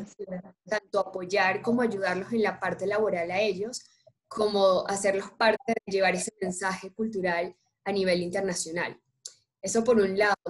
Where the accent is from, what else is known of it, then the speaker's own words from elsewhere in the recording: Colombia; acá en Colombia tenemos infinidades de fibras